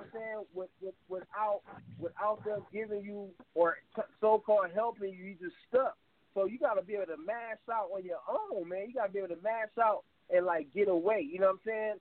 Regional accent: Toledo, Ohio, United States; I was born here in America in Toledo, Ohio

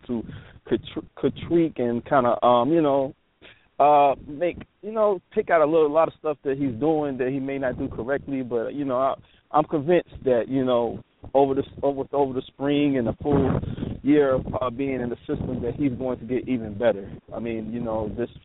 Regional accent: Detroit, Michigan, United States; moved away; also born or lived in Palm Beach County, Florida; I'm originally from Detroit, but I went to school at DeWire High School

